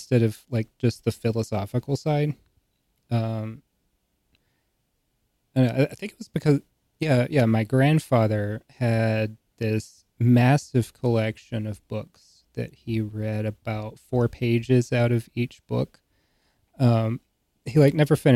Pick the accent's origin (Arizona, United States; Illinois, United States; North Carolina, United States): North Carolina, United States; rural; rural North Carolina